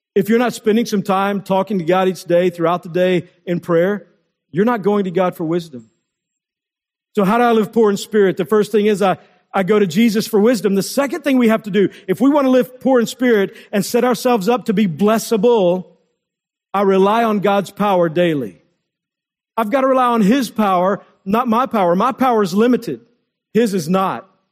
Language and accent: English; Texas, United States; When I was in eighth grade, growing up in Texas